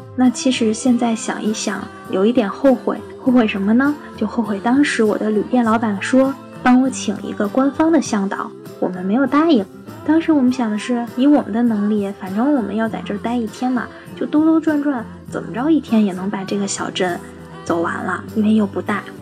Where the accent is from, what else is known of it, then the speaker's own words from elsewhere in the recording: China; 我们是中国来的